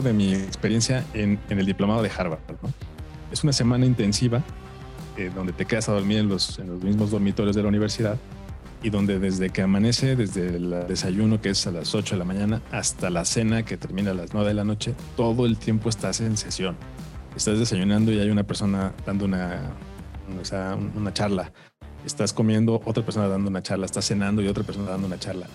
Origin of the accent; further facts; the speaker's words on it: Mexico; a los siete años, aquí en la ciudad, eh, bueno, en México